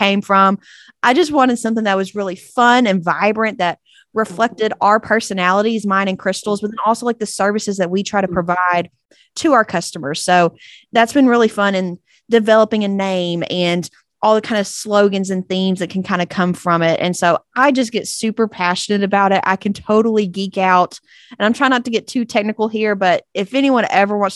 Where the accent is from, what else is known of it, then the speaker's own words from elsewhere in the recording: East Texas, United States; accent: twang; From good old East Texas, if you couldn't tell by my twang.